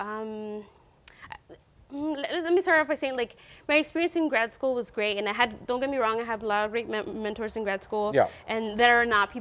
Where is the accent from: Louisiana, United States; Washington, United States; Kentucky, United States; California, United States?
California, United States; Long Beach; I grew up in Long Beach